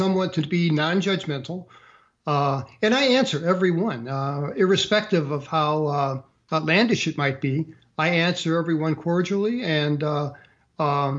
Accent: St. Louis, Missouri, United States; moved away as an adult; I grew up in St. Louis, Missouri

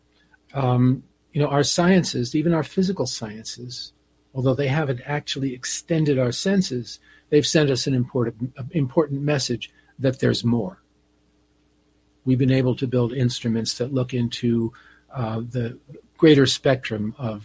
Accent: New Jersey, United States; I grew up on the East Coast in New Jersey

